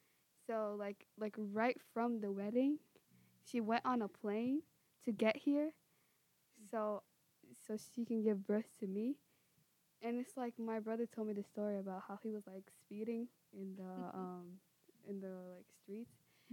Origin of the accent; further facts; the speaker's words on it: United States; We're the only two that are born here in the United States.